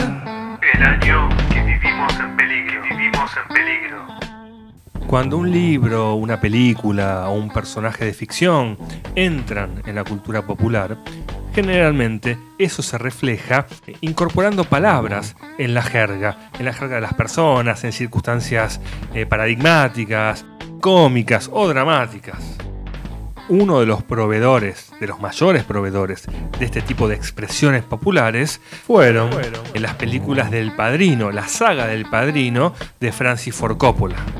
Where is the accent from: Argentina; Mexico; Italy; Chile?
Argentina